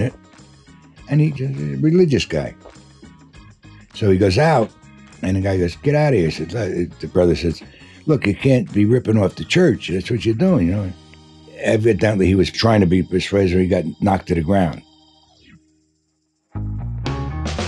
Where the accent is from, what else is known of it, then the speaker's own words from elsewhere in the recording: New York City, New York, United States; I was born in St. Catherine's Hospital in Brooklyn, New York, in 1935.